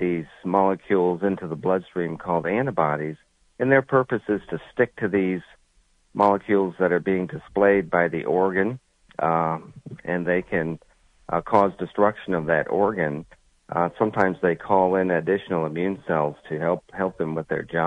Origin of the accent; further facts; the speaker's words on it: Connecticut, United States; moved away as an adult; also born or lived in Columbus, Ohio; now in New Jersey, United States; I'm originally from Connecticut